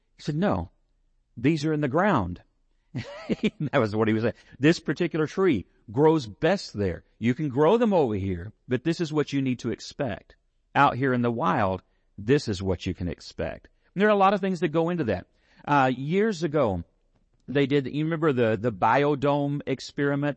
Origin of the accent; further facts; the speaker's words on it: San Angelo, Texas, United States; I'm from San Angelo